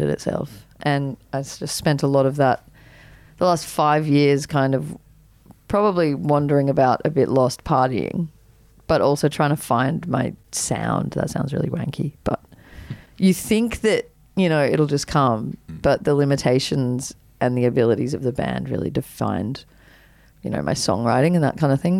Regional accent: Byron Bay, New South Wales, Australia; also born or lived in Katoomba; growing up in Byron

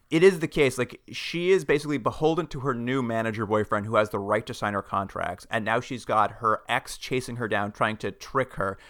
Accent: Alberta, Canada; moved away as an adult; now in Ontario, Canada; also grew up in Alberta, and I, when I moved to Ontario a few years ago

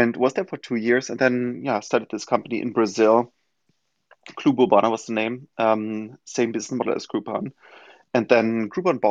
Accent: Germany; English is a second language; now in New York, United States; as most of you can hear probably from my accent, not from New York originally, but from Germany.

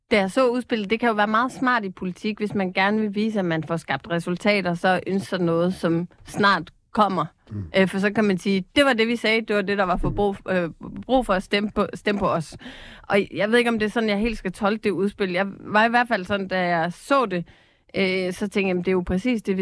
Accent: Capital Region of Denmark, Denmark; Og jeg er selv fra Bornholm, hvor vi har været en fiskeriø uden lige

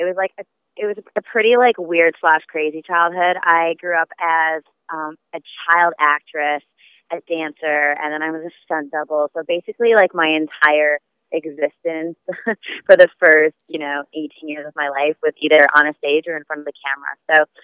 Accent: Vancouver, British Columbia, Canada; moved away as an adult; I'm originally from Vancouver, Canada

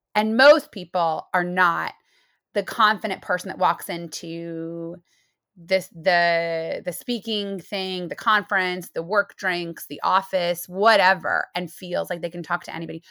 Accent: Muncie, Indiana, United States; moved away as an adult; also born or lived in New York City; I'm from Muncie, Indiana

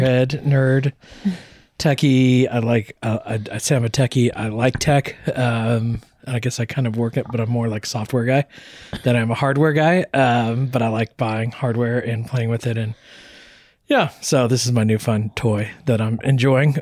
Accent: Texas, United States; moved away; also born or lived in Northeast US; we're from Texas originally

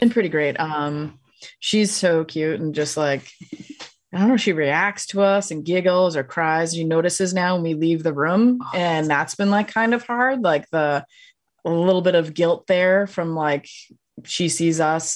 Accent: Massachusetts, United States; moved away; I'm originally from Massachusetts.

